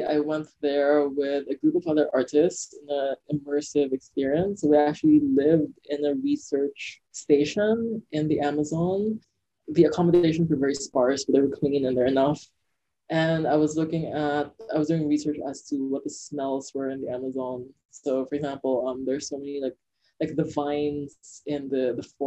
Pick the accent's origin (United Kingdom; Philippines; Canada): Philippines; moved away; I feel like it's definitely my Philippine side